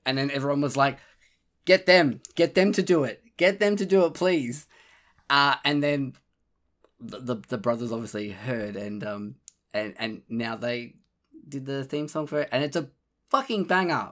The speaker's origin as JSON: {"language": "English", "country": "Australia", "said": "being Australian"}